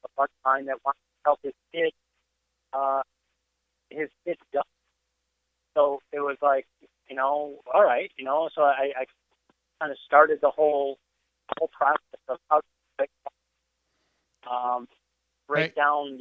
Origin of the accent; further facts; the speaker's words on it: Northern Illinois, United States; moved away; I'm originally from Northern Illinois, and so I grew up in the era